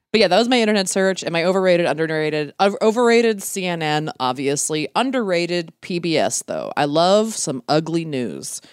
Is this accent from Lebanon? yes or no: no; Glen Burnie, Maryland, United States; moved away; Saverna Park, Glen Burnie, it's just south of Baltimore.